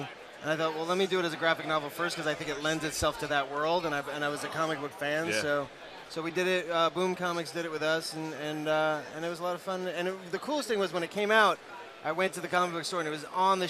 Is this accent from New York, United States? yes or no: yes; New York City, New York, United States; now in Los Angeles, United States; I grew up in Queens